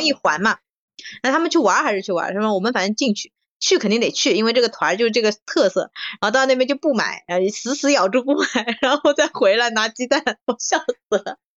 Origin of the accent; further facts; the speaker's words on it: Shanghai, China; 作为一个上海人，这是很不应该的